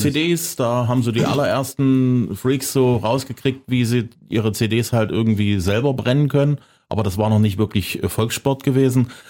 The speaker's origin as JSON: {"language": "German", "town": "Zwickau", "region": "Saxony", "country": "Germany", "said": "ich komme aus Zwickau, wir hatten auch Westempfang"}